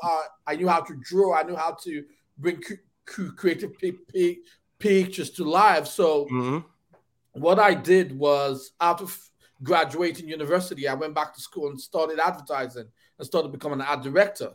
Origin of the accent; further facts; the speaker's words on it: Nigeria; moved away as an adult; also born or lived in Detroit; I grew up in Nigeria